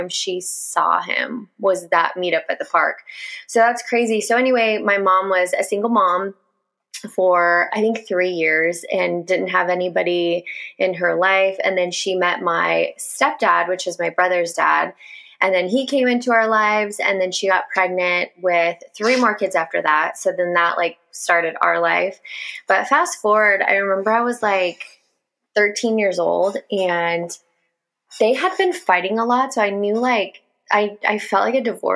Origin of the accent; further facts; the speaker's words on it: Upland, California, United States; I was born in Upland, California to my mother.